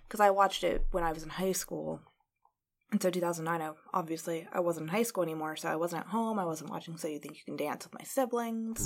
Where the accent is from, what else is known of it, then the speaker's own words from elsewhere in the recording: Indiana, United States; I grew up in Indiana